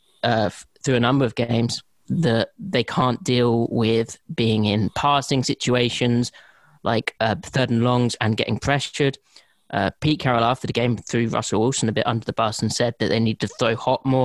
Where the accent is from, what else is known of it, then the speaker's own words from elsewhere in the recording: London, United Kingdom; I was born in London